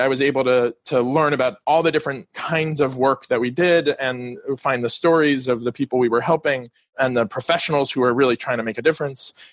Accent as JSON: {"language": "English", "town": "Miami", "region": "Florida", "country": "United States", "tie": "born or raised there", "also_born_or_lived": "District of Columbia", "moved": "as an adult", "said": "I'm calling from Miami Beach. I grew up here in Miami and recently moved back."}